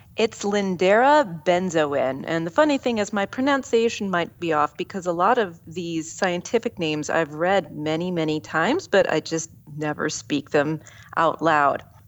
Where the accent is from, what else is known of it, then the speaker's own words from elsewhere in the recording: Southeast Ohio, United States; moved away; also born or lived in California; my hometown in Southeast Ohio